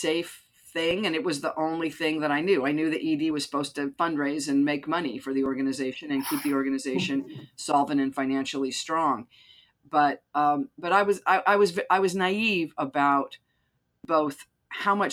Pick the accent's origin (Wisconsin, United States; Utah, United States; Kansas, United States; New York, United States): Utah, United States; I grew up Mormon in Utah.